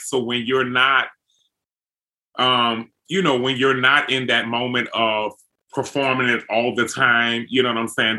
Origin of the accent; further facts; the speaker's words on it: New Orleans, Louisiana, United States; growing up in New Orleans